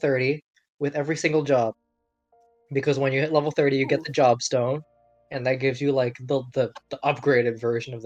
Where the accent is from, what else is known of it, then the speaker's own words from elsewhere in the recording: Canada; we are Canadian